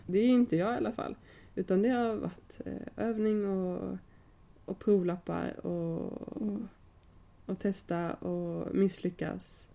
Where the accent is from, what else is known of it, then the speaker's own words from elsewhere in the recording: Lund, Skåne, Sweden; now in Gothenburg, Sweden; från Lund kommer jag ifrån